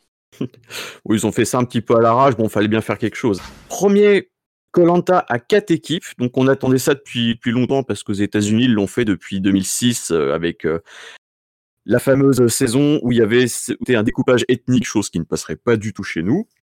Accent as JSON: {"language": "French", "area": "Sarthe", "region": "Pays de la Loire", "country": "France", "said": "je viens de l'ouest, donc je suis sartois"}